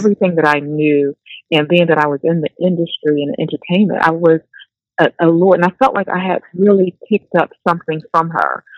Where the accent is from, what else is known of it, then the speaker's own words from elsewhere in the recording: New Jersey, United States; I'm from Jersey